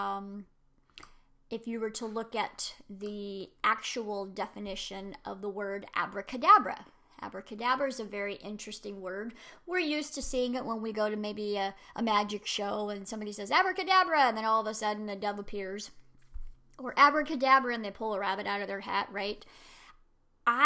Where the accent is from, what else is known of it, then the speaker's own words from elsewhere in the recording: United States; I'm an American